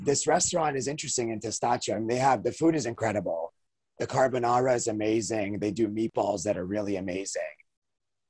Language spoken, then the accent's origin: English; United States; my own experience as an American